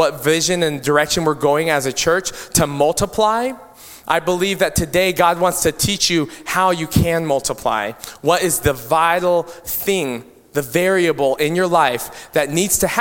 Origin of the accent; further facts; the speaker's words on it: Philippines; I'm Filipino and I have a lot of my Filipino culture that I value.